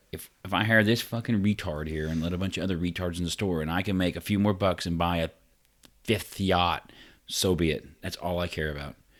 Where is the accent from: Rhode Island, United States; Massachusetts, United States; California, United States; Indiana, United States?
Indiana, United States; Vincennes; I grew up in Vincennes, so, I mean, it wasn't quite like Evansville